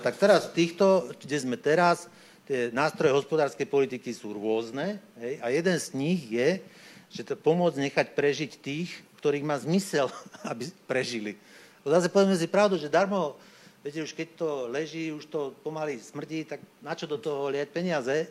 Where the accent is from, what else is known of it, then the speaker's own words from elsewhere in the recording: Upper Orava, Žilina Region, Slovakia; now in Bratislava, Slovakia; keď som sa narodil na Hornej Orave, no tak je relatívne vysoký predpoklad, že budem e, proste vychovaný vo viere